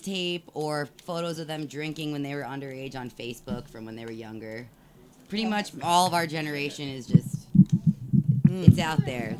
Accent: New York, United States; I'm from New York.

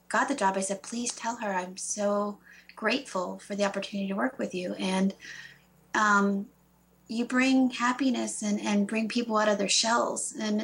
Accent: East Coast, United States; I grew up on the East Coast and then moved inland a bit.

